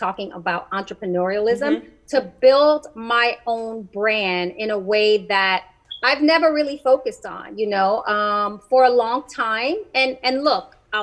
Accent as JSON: {"language": "English", "town": "New York City", "region": "New York", "country": "United States", "said": "I'm proud to say that I'm from the Bronx"}